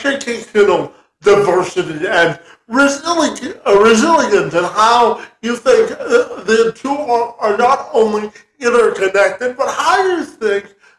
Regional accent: Canada; I'm Canadian

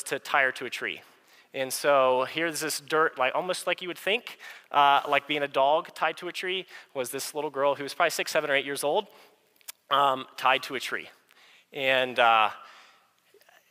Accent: United States; growing up in America

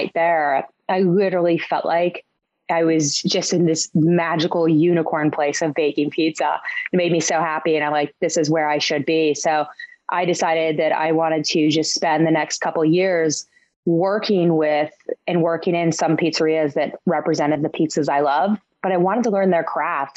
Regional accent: Dayton, Ohio, United States; now in New York, United States; I grew up in Dayton, Ohio.

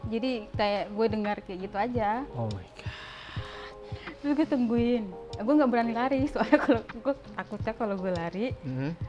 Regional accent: Kupang, East Nusa Tenggara, Indonesia; Uh, gue dari Kupang. Kalau nggak tahu Kupang, pokoknya di Nusa Tenggara Timur lah

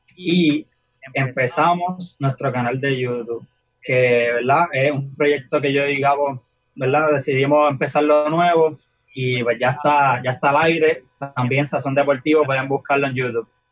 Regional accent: Barceloneta, Puerto Rico; tengo 22 años y soy de Barceloneta

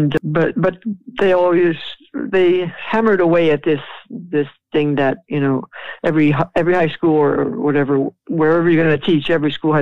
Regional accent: New York City, New York, United States; I grew up in New York after World War II.

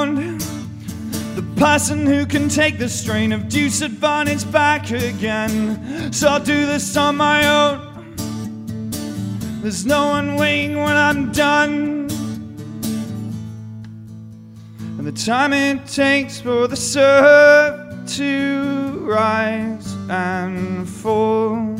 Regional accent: England, United Kingdom; I come from England.

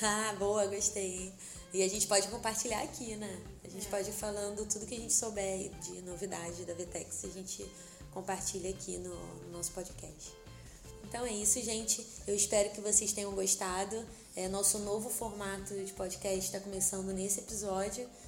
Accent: Rio de Janeiro, Brazil; a gente, como carioca

